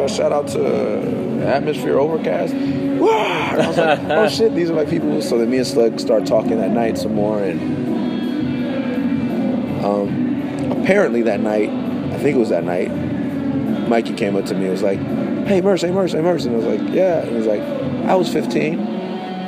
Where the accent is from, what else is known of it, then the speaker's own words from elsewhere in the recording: West Coast, United States; also born or lived in Bay Area; I'm from the West Coast, but we were living in the Bay Area